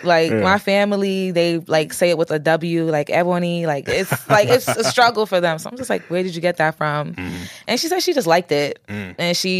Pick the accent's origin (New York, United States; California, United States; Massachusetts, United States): New York, United States; New York City; Being from Flatbush is my favorite part of my upbringing.